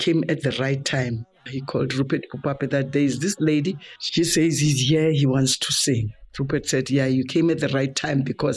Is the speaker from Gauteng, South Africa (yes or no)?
yes; Springs, Gauteng, South Africa; also born or lived in Johannesburg; I was born and brought up in Gotema Springs, and I attended school there